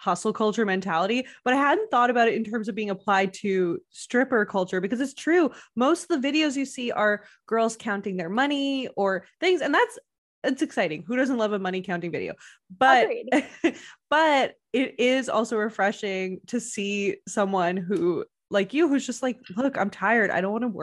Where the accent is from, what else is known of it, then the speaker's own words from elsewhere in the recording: Canada; I'm Canadian